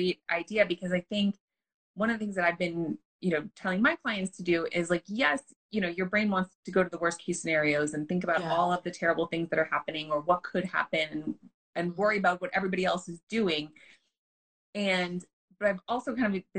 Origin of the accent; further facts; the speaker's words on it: New York, United States; now in California, United States; I'm originally from New York